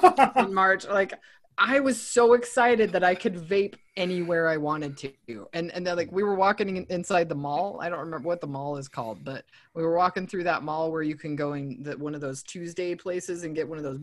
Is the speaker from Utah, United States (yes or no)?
yes; Utah, United States; I'm from Utah.